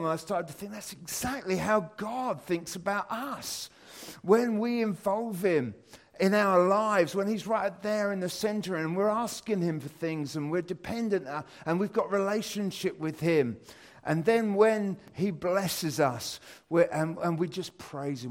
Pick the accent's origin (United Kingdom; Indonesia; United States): United Kingdom; as British people